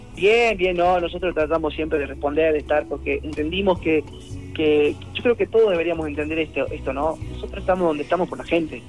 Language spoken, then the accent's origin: Spanish; Salta, Argentina; Yo soy de Salta